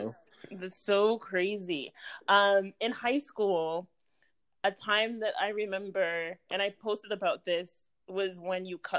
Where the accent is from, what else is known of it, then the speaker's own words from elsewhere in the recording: Brampton, Ontario, Canada; moved away; also born or lived in Florida; Growing up in Brampton, which is, like, 20 minutes outside of Toronto, we never went downtown.